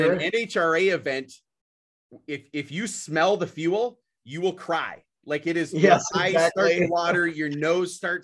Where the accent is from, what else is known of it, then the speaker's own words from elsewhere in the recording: Brainerd, Minnesota, United States; I'm from Brainerd, Minnesota